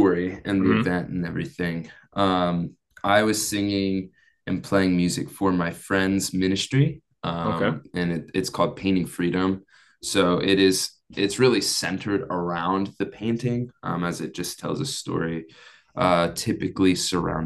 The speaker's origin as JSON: {"language": "English", "region": "Pennsylvania", "country": "United States", "moved": "yes", "lives_now": "California, United States", "said": "I'm from Pennsylvania"}